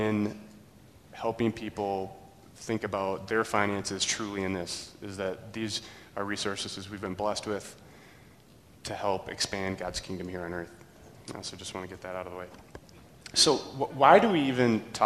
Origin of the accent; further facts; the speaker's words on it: Burnsville, Minnesota, United States; I grew up in Burnsville, going to a very large Lutheran church